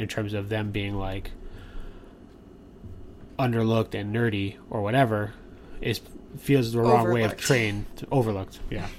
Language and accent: English; United States; I said American.